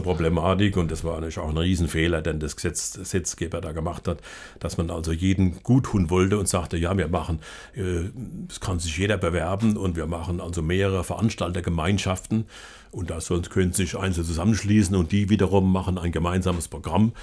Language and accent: German; Ludwigshafen / Palatinate region, Rhineland-Palatinate, Germany; in meiner Heimatregion hier.